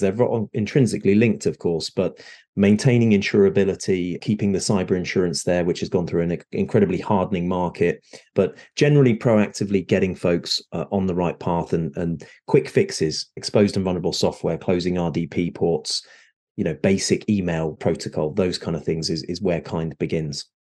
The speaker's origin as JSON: {"language": "English", "country": "United Kingdom", "moved": "as an adult", "lives_now": "Southern California, United States", "said": "I am a Brit that has recently moved over to the shores of the US. So I'm here in Southern California."}